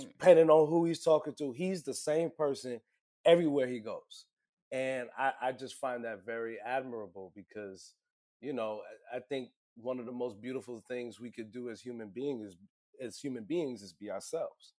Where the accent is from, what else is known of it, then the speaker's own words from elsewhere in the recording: New York City, New York, United States; I'm from Brooklyn, born and raised